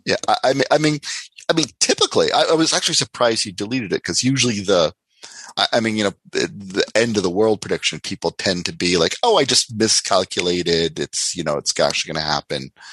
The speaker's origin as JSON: {"language": "English", "country": "Canada"}